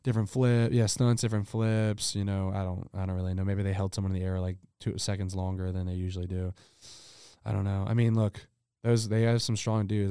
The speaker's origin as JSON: {"language": "English", "region": "the South", "country": "United States", "said": "I'm from the South"}